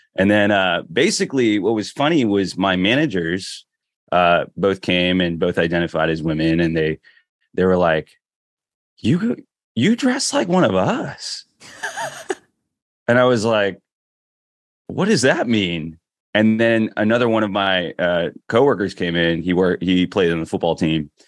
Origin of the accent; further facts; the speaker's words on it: Philippines; now in Washington, DC, United States; I'm Filipino, proud of it